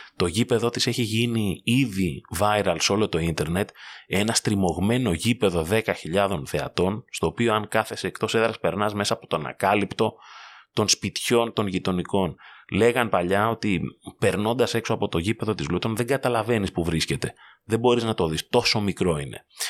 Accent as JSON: {"language": "Greek", "country": "Greece", "said": "ως Έλληνες"}